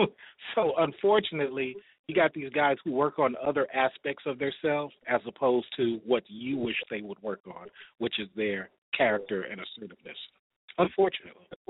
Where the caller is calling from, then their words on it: Atlanta, Georgia, United States; I am 40, calling from Atlanta, sitting at my job